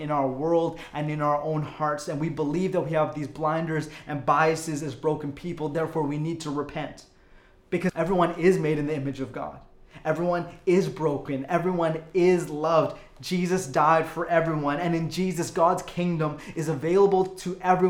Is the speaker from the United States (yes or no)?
no; Calgary, Alberta, Canada; I was born in Calgary